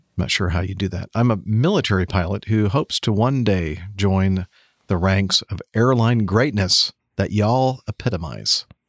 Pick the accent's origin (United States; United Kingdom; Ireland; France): United States; California; moved away; spending a lot of time living and growing up in California